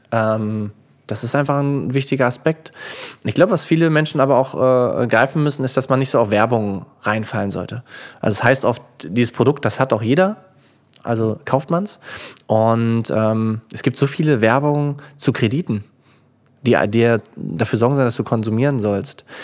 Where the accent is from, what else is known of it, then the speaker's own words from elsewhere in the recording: Germany; dadurch, dass wir als Deutsche so sparsam sind, überholen wir die schlechte Geldanlage